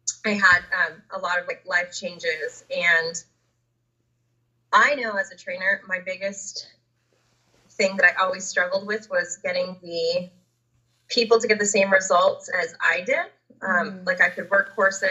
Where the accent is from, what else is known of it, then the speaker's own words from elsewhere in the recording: Southern California, United States; I grew up down in Southern California